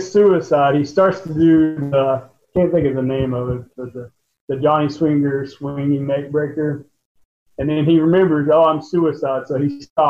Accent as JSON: {"language": "English", "region": "West Virginia", "country": "United States", "said": "I'm from West Virginia."}